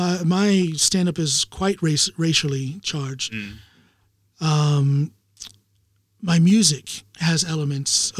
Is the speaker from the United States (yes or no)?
yes; United States; now in Norway; I'm American